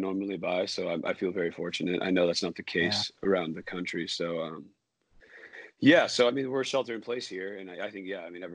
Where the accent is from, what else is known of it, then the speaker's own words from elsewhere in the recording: Orange County, California, United States; now in Bay Area, United States; I'm from Orange County